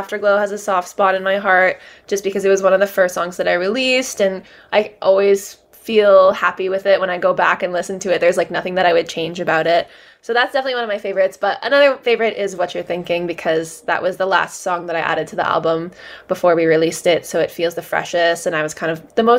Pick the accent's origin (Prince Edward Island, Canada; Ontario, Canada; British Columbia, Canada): Ontario, Canada; Toronto; I'm from Canada, as you mentioned, Toronto